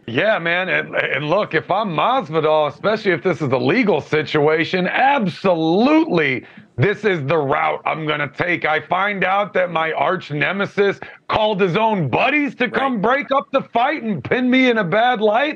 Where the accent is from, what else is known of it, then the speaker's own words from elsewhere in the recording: Alexandria, Virginia, United States; I grew up in Alexandria, Virginia